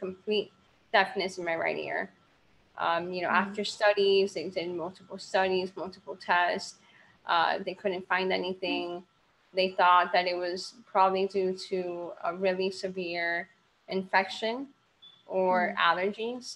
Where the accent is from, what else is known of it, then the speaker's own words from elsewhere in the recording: Miami, Florida, United States; I am from Miami, Florida.